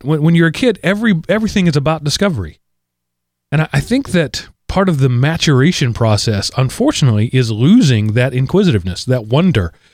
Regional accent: United States; I'm an American

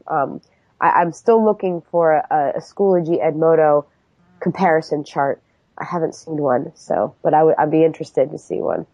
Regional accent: New York, United States; now in Philadelphia, United States; I was I was originally from New York

